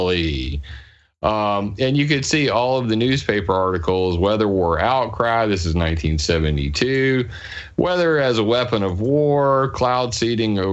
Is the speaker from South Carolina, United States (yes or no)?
yes; Sumter, South Carolina, United States; I'm from Sumter, South Carolina.